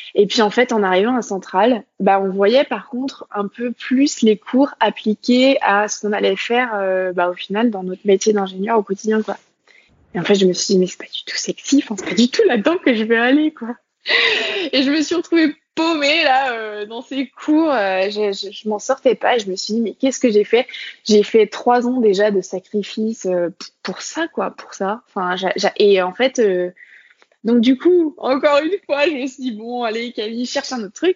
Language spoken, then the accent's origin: French; Côtes-d'Armor, Brittany, France; moved away as an adult; also born or lived in Nantes / Lyon; je suis née euh, dans les Côtes d'Armor et donc j'ai grandi en Bretagne bah, finalement jusqu'à mon bac